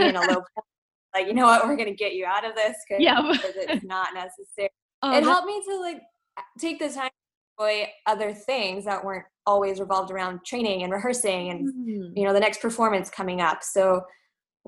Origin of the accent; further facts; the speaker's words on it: Dallas, Texas, United States; moved away as an adult; also born or lived in Germany; I'm originally from Dallas, Texas